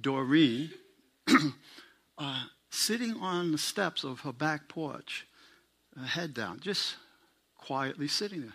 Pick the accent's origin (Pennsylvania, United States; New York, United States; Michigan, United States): New York, United States; New York City; I'm a New Yorker, and one of the rules that I grew up under is you don't poke your nose into other people's business